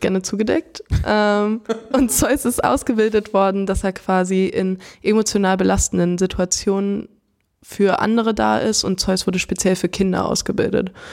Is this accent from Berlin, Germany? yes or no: no; Frankfurt, Hesse, Germany; ich komme aus Frankfurt gebürtig